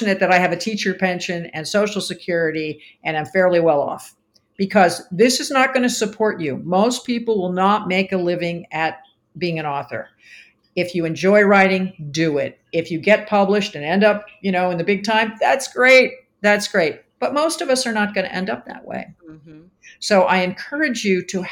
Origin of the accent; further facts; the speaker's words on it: East Coast, United States; now in Arizona, United States; I'm from the East Coast.